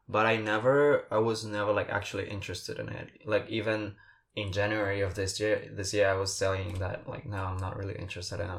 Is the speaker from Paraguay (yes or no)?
yes; Paraguay; English is a second language; moved away; So for people who do not know, I'm from Paraguay. I do not. I may not sound like it, but I am. And I have this group of friends that we are all from Paraguay.